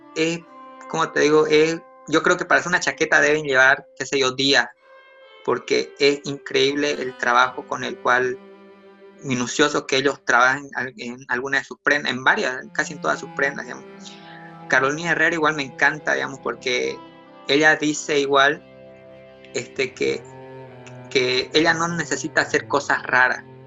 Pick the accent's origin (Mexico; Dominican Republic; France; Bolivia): Bolivia; now in Santa Cruz, Bolivia